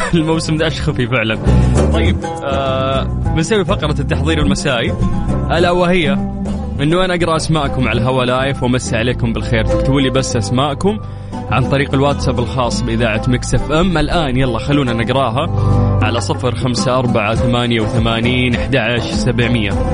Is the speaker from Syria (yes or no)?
no; Saudi Arabia